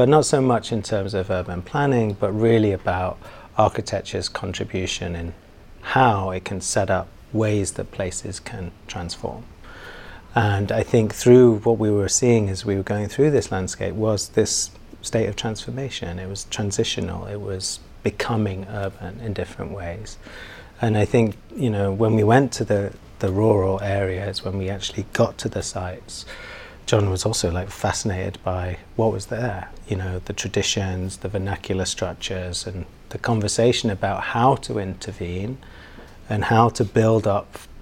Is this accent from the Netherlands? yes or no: no; Manchester, North West England, United Kingdom; also born or lived in London / New York; now in Hong Kong; I'm from Manchester in the UK, and spent various different parts of my life in London and also in New York